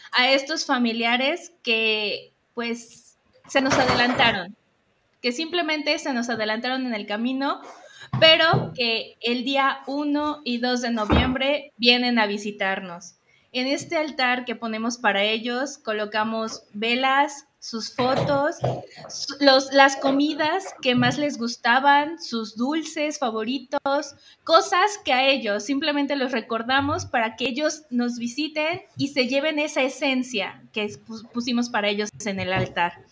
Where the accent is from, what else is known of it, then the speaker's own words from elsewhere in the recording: Mexico; esta festividad que tenemos nosotros como mexicanos